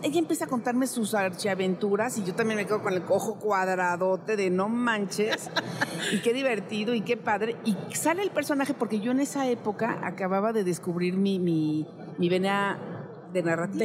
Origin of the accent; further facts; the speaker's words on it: Mexico; como mexicana, chulanga